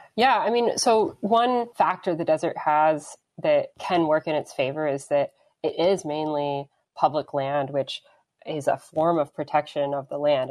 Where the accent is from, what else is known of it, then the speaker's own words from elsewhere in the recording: Denver, Colorado, United States; moved away; growing up in Denver